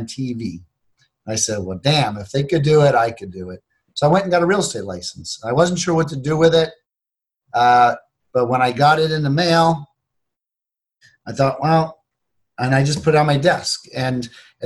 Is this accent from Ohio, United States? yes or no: yes; Cleveland, Ohio, United States; I grew up in Cleveland, Ohio.